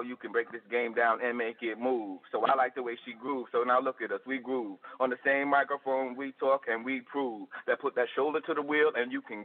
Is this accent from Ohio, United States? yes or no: no; New York, United States; now in Tampa, United States; growing up in New York